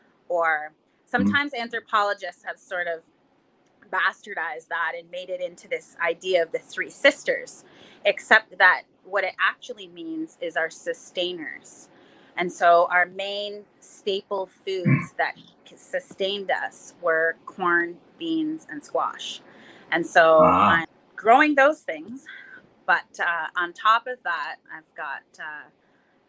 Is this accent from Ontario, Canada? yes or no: yes; Six Nations, Ontario, Canada; I'm from Six Nations or Oswego. I'm of the Mohawk Nation Turtle Clan.